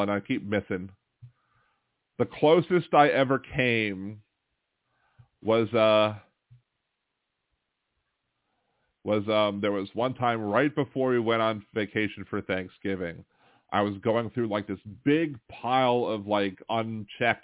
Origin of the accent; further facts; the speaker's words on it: Baltimore, Maryland, United States; moved away as an adult; also born or lived in Wilmington, Delaware; now in New Orleans, United States; I was born in Wilmington, Delaware, but my family moved me to Baltimore like at a month old. So I grew up in Baltimore from 76 to 94, and then I moved down here for college in 94